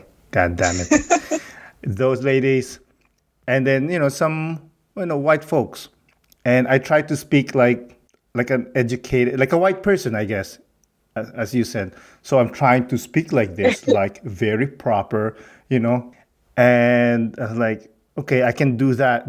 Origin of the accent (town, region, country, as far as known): Philippines; accent: Filipino; English is a second language; moved away